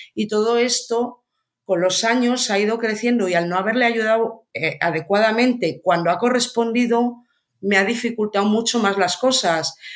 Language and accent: Spanish; Ourense, Galicia, Spain; yo soy de Orense